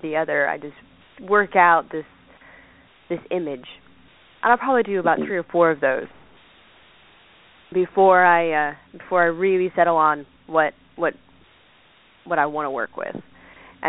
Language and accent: English; Savannah, Georgia, United States; I was born and raised in Savannah, Georgia